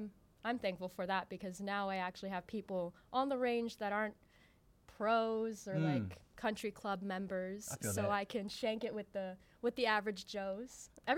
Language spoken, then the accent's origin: English; Honolulu, Hawaii, United States; also born or lived in Waianae, Hawaii; now in Las Vegas, United States; I'm from Honolulu, Hawaii.